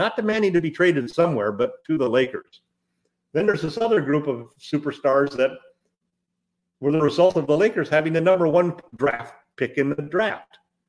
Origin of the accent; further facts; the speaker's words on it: Midwest, United States; moved away; also born or lived in Southern California; I grew up in the Midwest and moved to Southern California in the 50s.